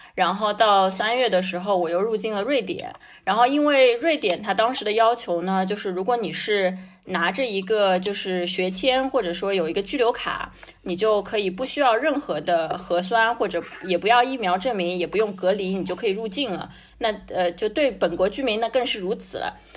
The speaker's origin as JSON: {"language": "Chinese", "country": "China", "said": "我是一个中国人"}